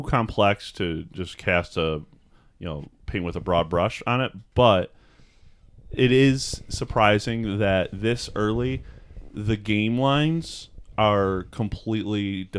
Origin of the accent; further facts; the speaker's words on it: Seattle, Washington, United States; I think it would have been more appropriate to say I'm from Seattle.